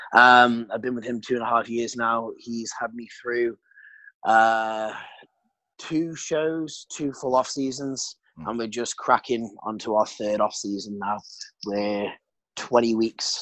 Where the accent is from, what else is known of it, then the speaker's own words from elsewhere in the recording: United Kingdom; accent: British; moved away as an adult; now in Sydney, Australia; I'm 26 now, British, as you can hopefully still tell from my accent, even though I've been living in Australia for the best part of 4 years now, Sydney.